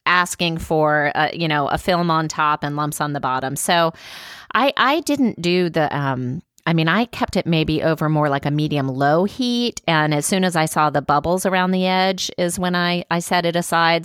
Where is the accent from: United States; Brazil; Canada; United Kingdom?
United States; Louisiana; moved away; Louisiana, my home state